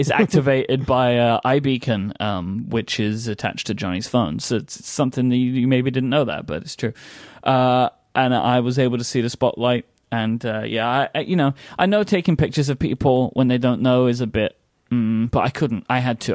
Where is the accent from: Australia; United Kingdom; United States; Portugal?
United Kingdom; also born or lived in London; I'm too British